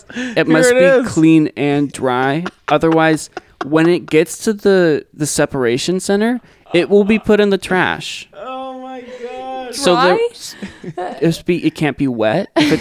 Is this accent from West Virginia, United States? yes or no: no; Seattle, Washington, United States; I grew up in Seattle.